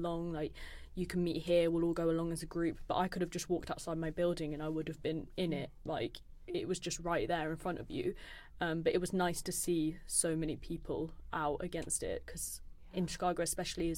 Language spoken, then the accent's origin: English; United Kingdom; us being British students there